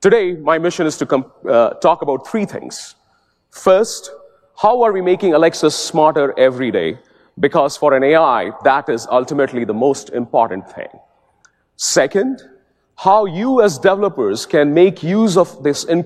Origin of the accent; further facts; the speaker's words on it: India; As a kid growing up in India, when I was 7 years old